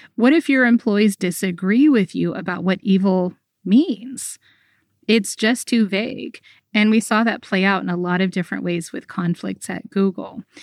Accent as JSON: {"language": "English", "country": "United States", "tie": "born or raised there", "said": "I grew up in America"}